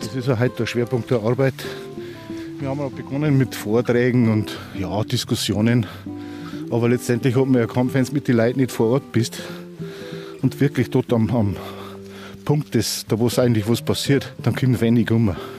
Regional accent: Andertal, Bavaria, Germany; aus der Ortschaft Andertal, wo ich herkomme

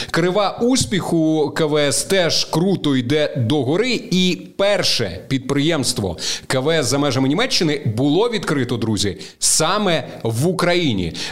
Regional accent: Vinnytsia Oblast, Ukraine; я просто ріс на Вінниччині у бабусі, там влітку ми кожного літа І скільки я пам'ятаю, от куди не виходиш, там поле з буряками, буряки, постійно цукрові буряки.

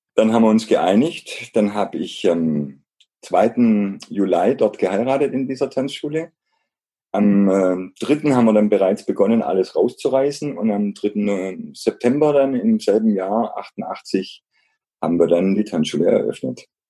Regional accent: Black Forest, Baden-Württemberg, Germany; Ich bin im Schwarzwald aufgewachsen

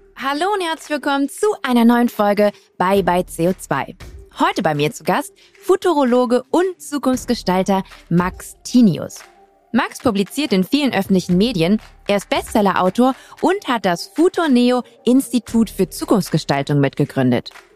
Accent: Düsseldorf, North Rhine-Westphalia, Germany; moved away; Ich bin gebürtige Düsseldorferin und ich habe das Gefühl, weil ich sehr früh Nordrhein-Westfalen verlassen habe

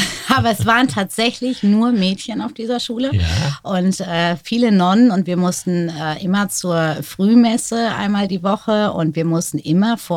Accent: North Rhine-Westphalia, Germany; deswegen sind wir sehr oft umgezogen und äh, groß geworden bin ich tatsächlich in Nordrhein-Westfalen, genau Südostwestfalen zwischen Paderborn und Bielefeld.

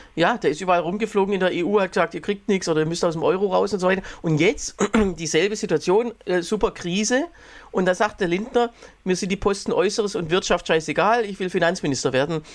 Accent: Germany; bei uns in Deutschland

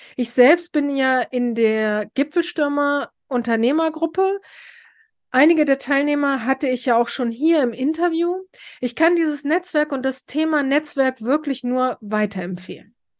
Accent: Braunschweig, Lower Saxony, Germany; Bei uns in Braunschweig

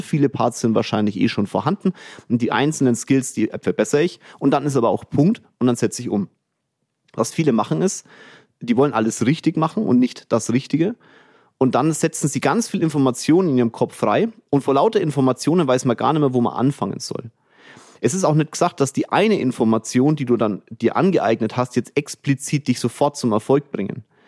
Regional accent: Kulmbach, Bavaria, Germany; also born or lived in Bamberg; now in Munich, Germany; Kulmbach war meine Kindheit, Bamberg war meine Heimat und jetzt ist München meine Heimat

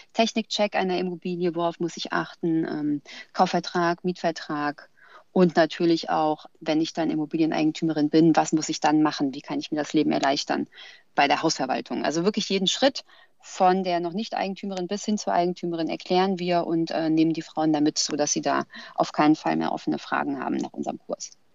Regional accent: Frankfurt, Hesse, Germany; Ich komme ja aus Frankfurt

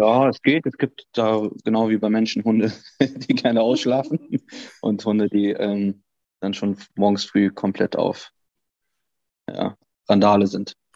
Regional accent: Cologne, North Rhine-Westphalia, Germany; ich bin Kölner

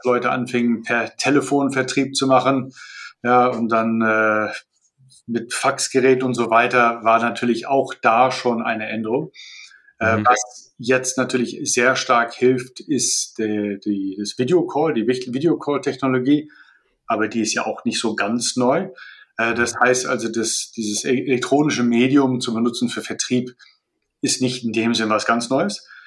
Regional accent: Malaysia; moved away as an adult; also born or lived in Colorado, United States / Turkey / France / Russia; also ich bin in Malaysia geboren, da aufgewachsen

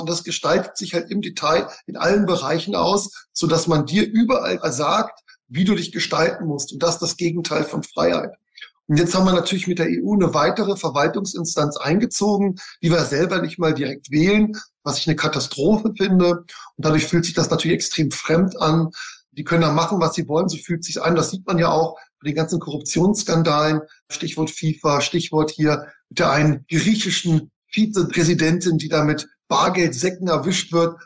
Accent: Bavaria, Germany; moved away; also born or lived in Nuremberg; ich komme aus Bayern

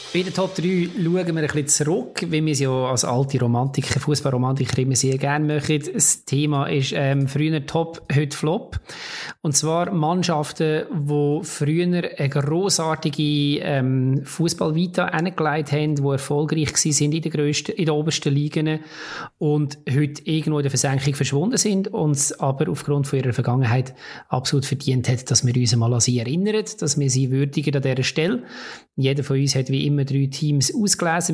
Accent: Switzerland; bei uns in der Schweiz

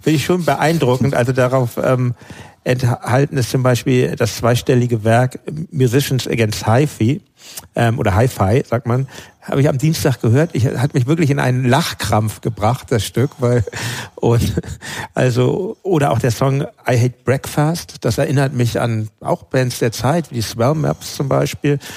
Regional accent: Hamburg, Germany; in Hamburg, wo ich lebte, wo ich aufgewachsen bin

